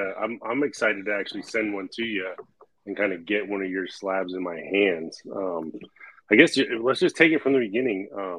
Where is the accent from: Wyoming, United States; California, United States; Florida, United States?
Florida, United States; now in Virginia, United States; I'm from Florida originally